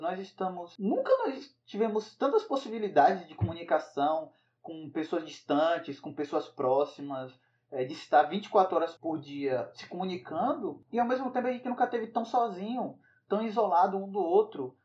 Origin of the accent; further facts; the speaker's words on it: Northeast Region, Brazil; eu fui criado em cidade pequena, no Nordeste